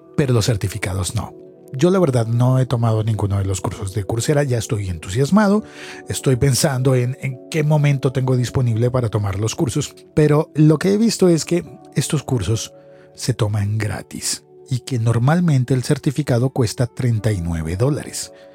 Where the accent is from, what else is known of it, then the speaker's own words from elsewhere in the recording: Colombia; en mi país, en Colombia